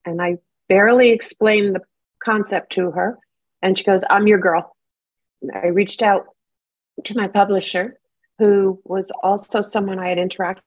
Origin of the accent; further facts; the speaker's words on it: New York, United States; now in Los Angeles, United States; I'm from New York